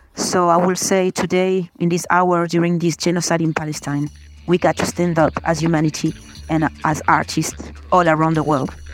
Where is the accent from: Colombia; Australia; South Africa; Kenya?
Colombia; now in Canada; I'm Colombian but I live in Canada